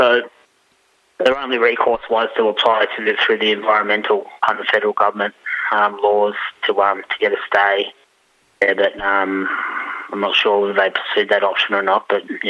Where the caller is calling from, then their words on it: Ocean Grove, Victoria, Australia; It's down on Wollongong Country, Ocean Grove.